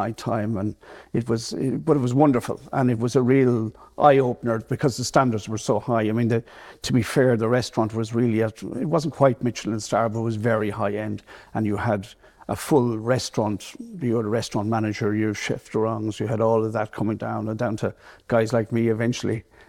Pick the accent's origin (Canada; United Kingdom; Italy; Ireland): Ireland; North Leitrim, Connacht; I'm from North Leitrim originally, that's home.